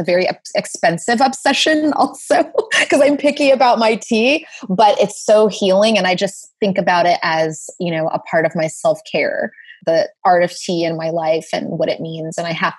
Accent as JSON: {"language": "English", "country": "Saudi Arabia", "tie": "born or raised there", "also_born_or_lived": "South Carolina, United States", "said": "I'm from the South, so I drank a lot of sweet tea growing up, but then there were tea plantations near where I was born in South Carolina. And then I grew up in Saudi Arabia"}